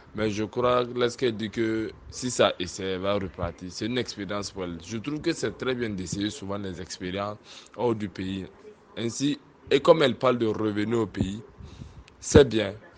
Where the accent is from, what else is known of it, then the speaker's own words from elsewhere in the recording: Burkina Faso; Chez nous, au Burkina